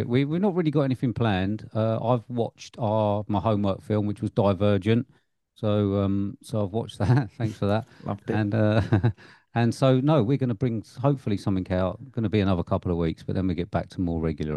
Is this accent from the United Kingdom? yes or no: yes; United Kingdom; being British